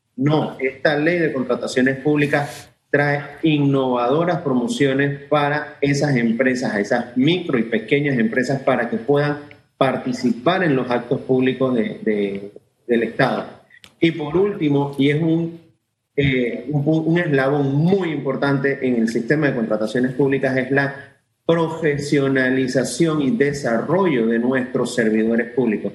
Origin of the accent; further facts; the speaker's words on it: Panama; nosotros como ciudadanos, como panameños